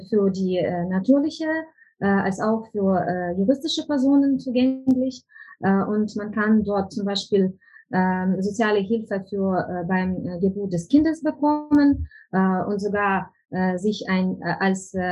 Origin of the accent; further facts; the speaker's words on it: Ukraine; German is a second language; now in Germany; bei uns in der Ukraine